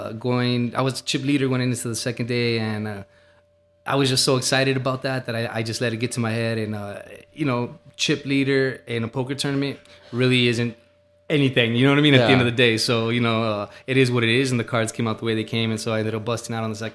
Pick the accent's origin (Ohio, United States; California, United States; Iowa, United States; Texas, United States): Texas, United States; El Paso; I grew up in Central with my grandma on my mom's side.